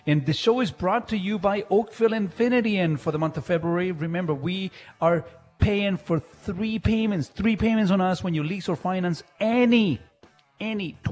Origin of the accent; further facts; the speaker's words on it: Chile; also born or lived in Mississauga, Canada; now in Canada; growing up in Chile, and you know, in Chile in the 80s